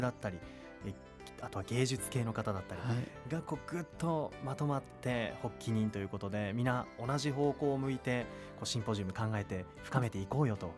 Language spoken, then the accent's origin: Japanese; Utsunomiya, Tochigi, Japan; 僕、宇都宮出身なんですけれども、